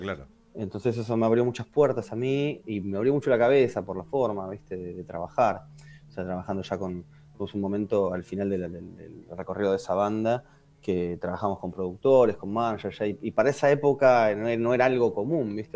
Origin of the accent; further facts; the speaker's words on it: Quilmes, Buenos Aires Province, Argentina; yo soy, yo soy de Quilmes, entonces también en Zona